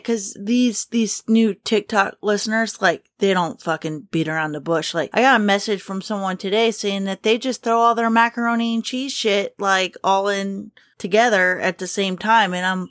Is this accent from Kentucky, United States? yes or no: yes; Kentucky, United States; I'm from Kentucky Brian's from Indiana, and it cannot be helped